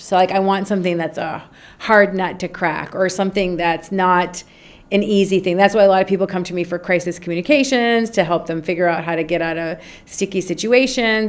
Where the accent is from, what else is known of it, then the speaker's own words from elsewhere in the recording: Minnesota, United States; moved away as an adult; now in Egypt; Born and raised in Minnesota, okay. undergrad, graduate degree, lived in Minnesota, moved to Minnesota uh, to Egypt when I was 27